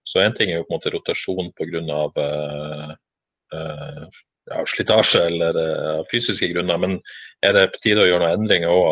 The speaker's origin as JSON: {"language": "Norwegian", "town": "Bodø", "region": "Nordland", "country": "Norway", "said": "Eh, det sier jeg ikke som bodøværing, faktisk."}